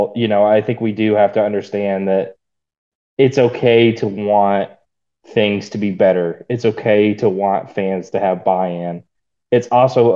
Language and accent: English; Stilwell, Oklahoma, United States; moved away; growing up in Stillwell, America, Stillwell, Oklahoma